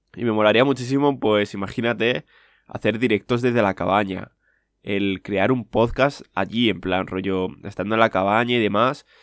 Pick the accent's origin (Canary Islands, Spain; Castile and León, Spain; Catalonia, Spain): Castile and León, Spain; Segovia; yo soy de ciudad, soy de Segovia, y principalmente es lo que he mamado, ¿vale? O sea, de toda mi vida, pues yo he nacido en la ciudad y he vivido en la ciudad